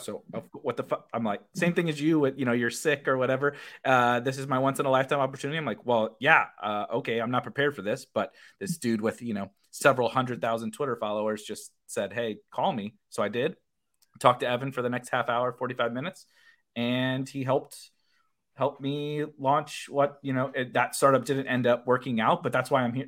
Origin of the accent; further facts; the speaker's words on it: St. Louis, Missouri, United States; now in Illinois, United States; I say I'm from Saint Louis, but I live on the, on the suburbs of Illinois